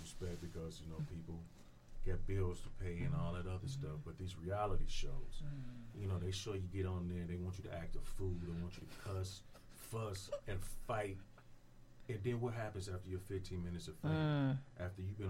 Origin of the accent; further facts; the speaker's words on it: Trotwood, Ohio, United States; moved away as an adult; also born or lived in Dayton, Ohio; now in California, United States; I was born in Trotwood, mm-hmm. off of Olive Road, Sycamore Woods, Salem Mall